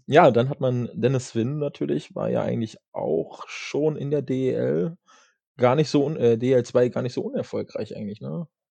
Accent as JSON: {"language": "German", "town": "Kassel", "region": "Hesse", "country": "Germany", "said": "als Kasseler"}